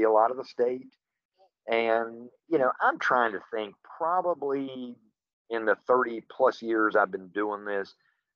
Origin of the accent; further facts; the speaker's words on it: Hico, West Virginia, United States; also born or lived in Beckley, West Virginia / Charleston, West Virginia; now in Randolph County, West Virginia, United States; I was born, raised, and lived in HICO, about 3 miles from Midland Trail High School